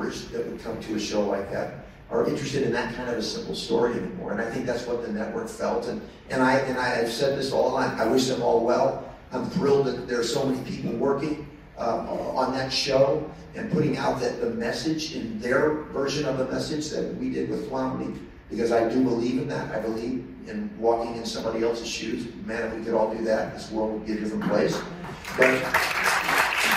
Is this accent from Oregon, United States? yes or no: no; St. Louis, Missouri, United States; moved away; I'm from St. Louis. My mom's in St. Louis